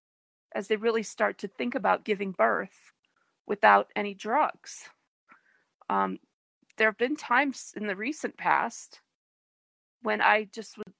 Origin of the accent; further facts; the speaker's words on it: Detroit, Michigan, United States; the hospital where I was born in Detroit